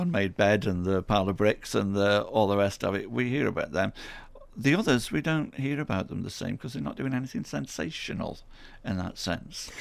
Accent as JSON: {"language": "English", "town": "Stoke-on-Trent", "region": "West Midlands", "country": "United Kingdom", "tie": "born or raised there", "said": "I'm born and bred in, in Hanley. I'm born and bred in Stoke on Trent."}